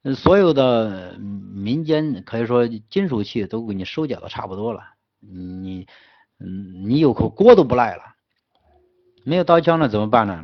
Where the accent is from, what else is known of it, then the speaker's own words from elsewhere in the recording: Henan, China; 我们河南人